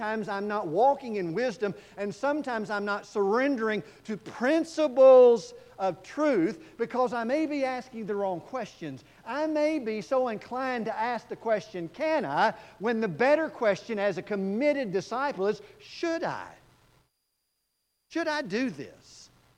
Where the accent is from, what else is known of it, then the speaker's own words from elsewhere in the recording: Texas, United States; I'm from Texas